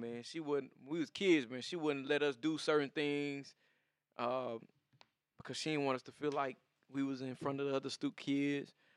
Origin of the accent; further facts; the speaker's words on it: the South, United States; even being a Southerner